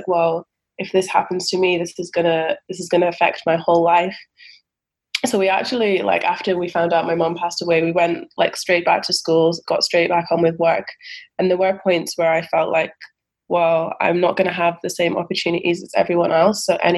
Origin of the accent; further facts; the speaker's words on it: Scotland, United Kingdom; Yeah, for sure. I think just because, you know, that's where I grew up. And in terms of African culture, I've been more brought up with the Scottish culture than with the African culture.